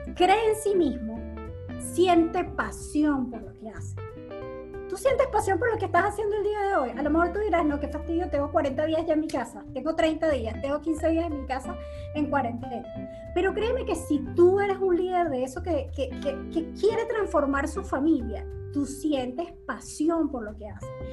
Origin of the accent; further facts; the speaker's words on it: Venezuela; moved away as an adult; now in United States; nosotros como venezolanos